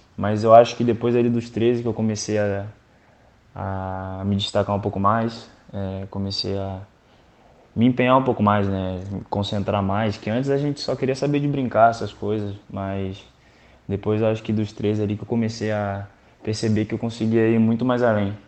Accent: Bebedouro, São Paulo, Brazil; moved away; na minha cidade natal, Bebedouro.

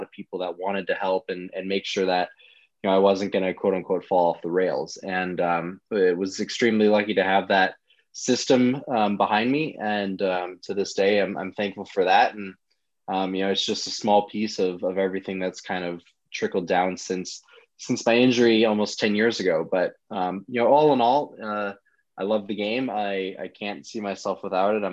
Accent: Minneapolis, Minnesota, United States; I'm from Minneapolis, Minnesota.

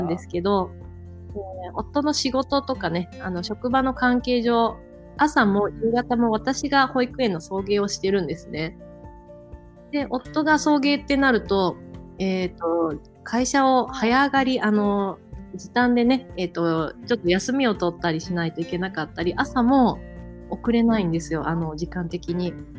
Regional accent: Tokushima, Japan; 地元の徳島

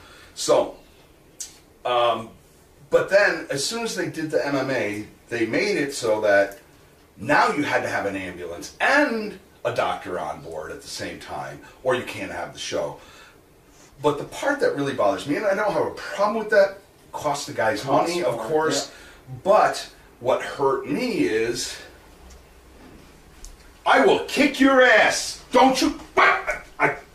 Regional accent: Selkirk, New York, United States; moved away as an adult; also born or lived in North Dakota; In Selkirk. So I went to Ravina, Queen

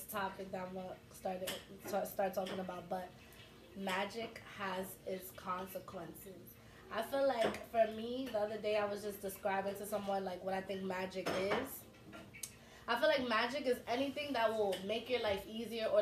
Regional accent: New York City, New York, United States; I'm born and raised in Harlem, all my life.

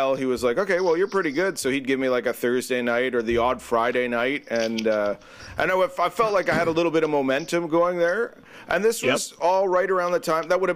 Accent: North Bay, Ontario, Canada; moved away as an adult; now in Petrolia, Canada; I grew up in North Bay, actually. I lived in North Bay for the first 25 years of my life

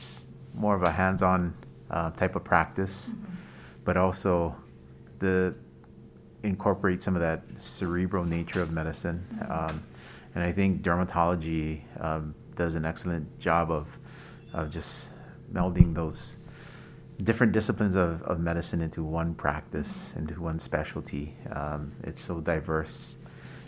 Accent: Waialua, Hawaii, United States; also born or lived in Boston; now in Honolulu, United States; I'm from Waialua, out in the North Shore.

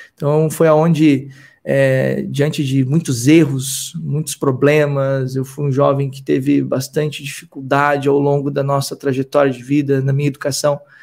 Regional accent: Rio Grande do Sul, Brazil; nasci no Rio Grande do Sul, sou filho de uma operária de fábrica e de um mecânico, e a minha jornada começa lá no Rio Grande do Sul

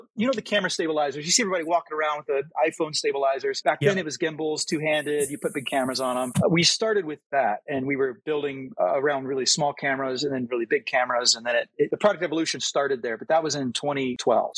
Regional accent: Missouri, United States; we grew up in Missouri, very agriculture-related, ag technology

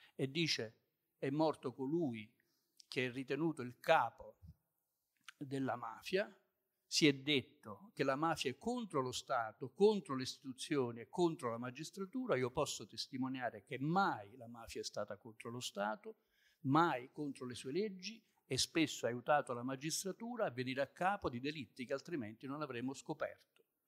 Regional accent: Southern Italy, Italy

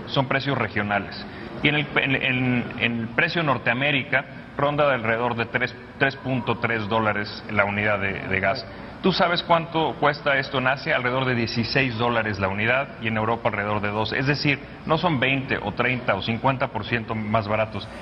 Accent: Mexico; como mexicanos

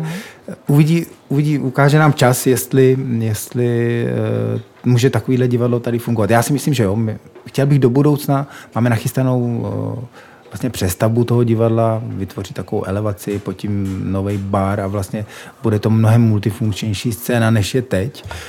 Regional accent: Czechia; my třeba jako Češi

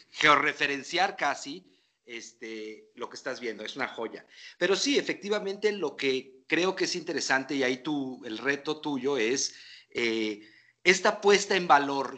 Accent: Mexico; somos mexicanos

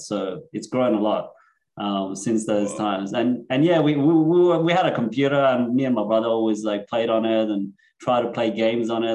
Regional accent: Sydney, New South Wales, Australia; born or raised there; also born or lived in Iran / Netherlands / Germany / Cyprus

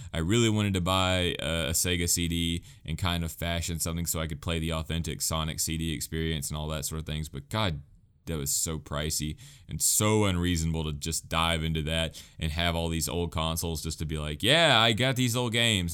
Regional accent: United States; as an American

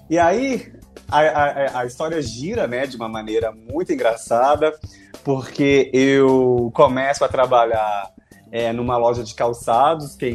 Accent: Betim, Minas Gerais, Brazil; now in Belo Horizonte, Brazil; hoje eu moro em Belo Horizonte, né, num bairro Santa Teresa, acho que muitos conhecem, mas eu nasci, e sou da cidade de Betim, eu, que é uma cidade aqui, né, da região metropolitana

